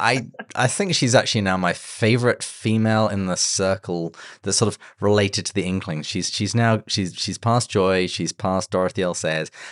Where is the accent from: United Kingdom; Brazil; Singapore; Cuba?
United Kingdom; England; now in San Diego, United States; as we English people like to say